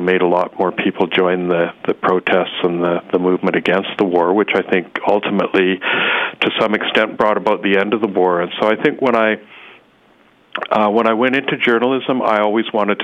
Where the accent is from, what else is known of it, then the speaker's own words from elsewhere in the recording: Calgary, Alberta, Canada; moved away as an adult; also born or lived in Nelson; I grew up in Calgary, and I left home at quite an early age, as soon as I finished high school